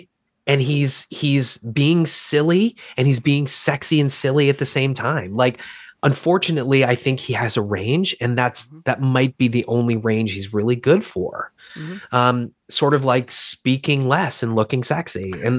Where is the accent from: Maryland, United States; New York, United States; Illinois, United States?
Maryland, United States; Baltimore; Filmed in my hometown